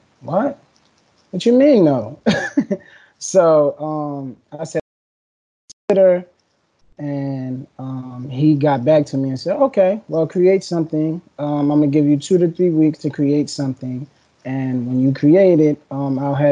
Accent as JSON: {"language": "English", "town": "Atlantic City", "region": "New Jersey", "country": "United States", "tie": "born or raised there", "also_born_or_lived": "Pleasantville, New Jersey", "said": "born and raised in Atlantic City, went to Atlantic City High School, transferred to Pleasantville High School, my eighth grade"}